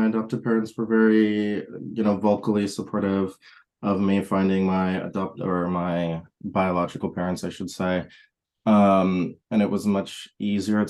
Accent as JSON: {"language": "English", "region": "Wisconsin", "country": "United States", "tie": "born or raised there", "also_born_or_lived": "Texas", "moved": "yes", "said": "I grew up partly in Wisconsin, partially in Texas"}